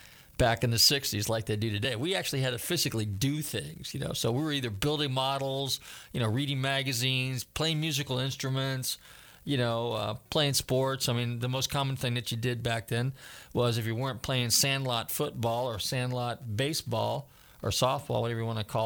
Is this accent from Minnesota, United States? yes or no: no; Bay Area, Northern California, United States; now in Florida, United States; I grew up in Northern California